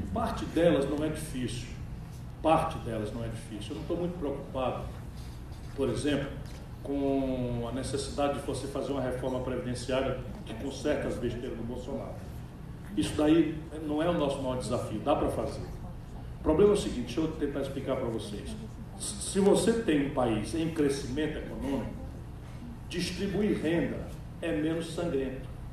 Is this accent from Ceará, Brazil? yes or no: yes; sertão of Ceará, Brazil; eu venho do sertão do Ceará